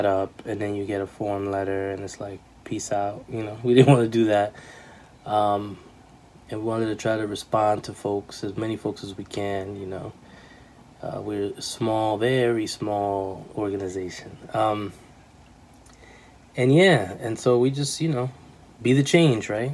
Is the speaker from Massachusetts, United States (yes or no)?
no; New York City, New York, United States; moved away; also born or lived in New Jersey; I was born and raised in New York City. And then the latter half of my life, young life, I lived in New Jersey